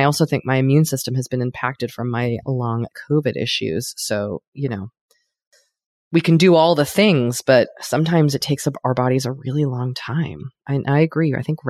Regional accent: Los Angeles, California, United States; I'm from Los Angeles.

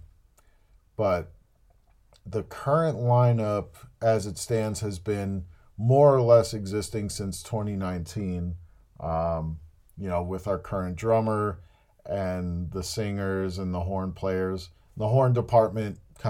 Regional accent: New Jersey, United States; born or raised there

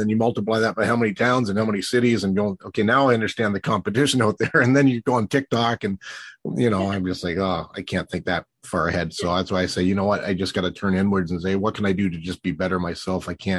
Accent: Ontario, Canada; certainly in Southern Ontario, I mean, in your hometown and my hometown, there really is a community supporting music and the arts

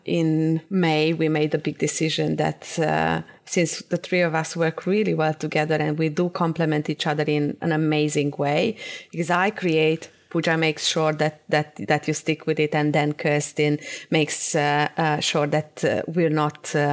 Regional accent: Cluj-Napoca, Transylvania, Romania; moved away; also born or lived in Timișoara, Romania; I grew up in Transylvania

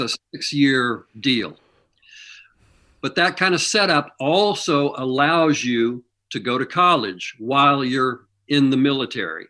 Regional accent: Kansas City, Missouri, United States; moved away; I grew up in Missouri

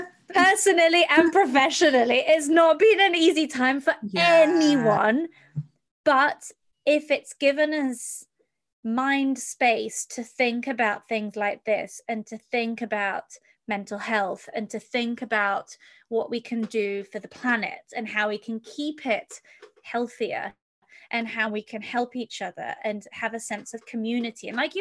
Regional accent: United Kingdom; Because growing up in Europe and in the UK, etc., I mean, my eyes were opened in regards to Abraham Lincoln.

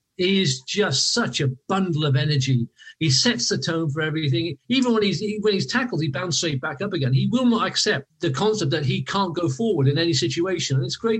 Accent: Welsh, Wales, United Kingdom; We're Welsh.

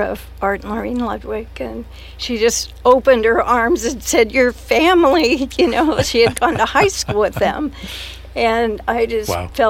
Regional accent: San Luis Obispo, California, United States; He was 3 years my senior. We grew up together here in San Luis Obispo.

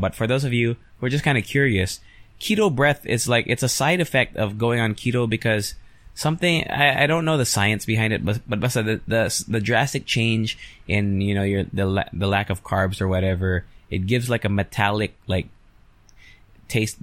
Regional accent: United States; now in Philippines; I grew up in the States.

